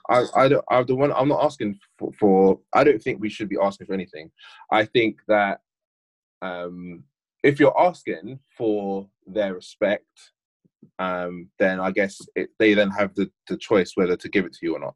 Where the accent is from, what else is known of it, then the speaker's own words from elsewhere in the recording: United Kingdom; now in Bristol, United Kingdom; this generation was born in this country to parents primarily who were born in this country we went to school in this country